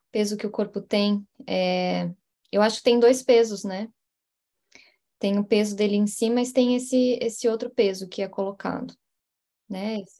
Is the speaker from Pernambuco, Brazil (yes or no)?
no; Curitiba, Paraná, Brazil; moved away; Eu tava falando de Curitiba, né? De, onde eu venho. Lá, lá, de onde eu venho.